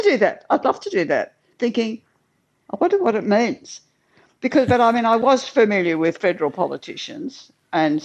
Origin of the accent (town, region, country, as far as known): Australia